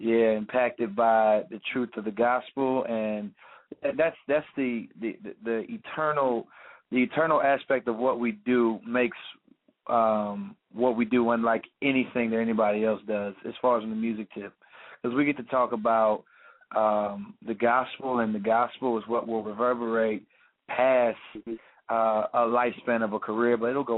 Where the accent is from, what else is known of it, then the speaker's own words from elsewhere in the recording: Tampa, Florida, United States; also born or lived in St. Petersburg / Illinois; I'm from Tampa, Florida. Tampa, Florida. Yes, indeed. I was born in St. Petersburg, which is a city right underneath Tampa. I was raised in a military family, so we moved around. We went to Illinois.